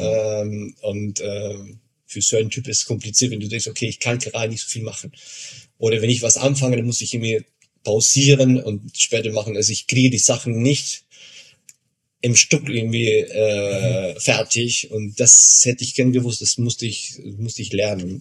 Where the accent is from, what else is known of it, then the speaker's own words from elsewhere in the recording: Argentina; now in Regensburg, Germany; ich komme aus Argentinien